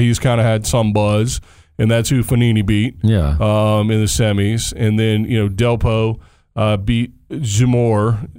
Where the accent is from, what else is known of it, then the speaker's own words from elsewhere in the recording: United States; So for me as an American anyway